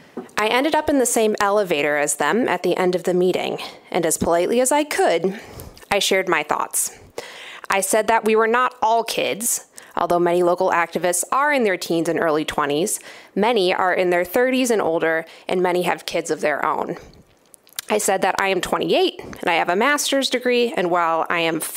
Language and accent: English; Grand Rapids, Michigan, United States; my hometown of Grand Rapids